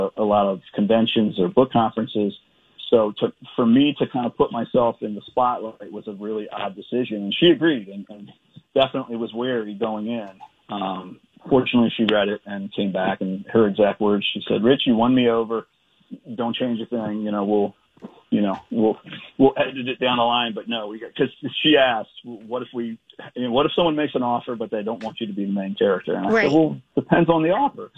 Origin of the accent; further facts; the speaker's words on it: Edgewood, Maryland, United States; my hometown of Edgewood, Maryland, back in the summer of 1988. And at the time I just graduated from college and I moved back to Edgewood into the house I grew up in with my parents.